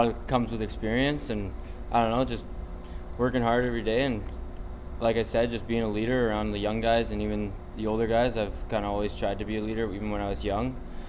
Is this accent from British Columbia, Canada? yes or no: yes; Powell River, British Columbia, Canada; born or raised there